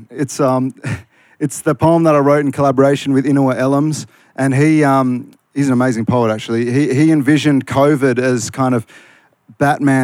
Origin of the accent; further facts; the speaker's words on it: Malaysia; also born or lived in Queanbeyan; now in Australia; I'm the Malaysian Maggie beer out here